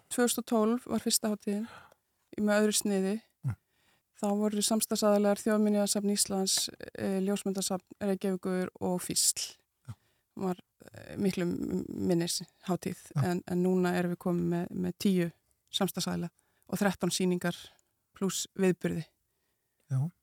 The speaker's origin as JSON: {"language": "Icelandic", "country": "Sweden", "tie": "born or raised there", "moved": "yes", "lives_now": "Iceland", "said": "ég var sem unglingur eh, í, sem sagt, í Svíþjóð eh, ólst upp í Svíþjóð"}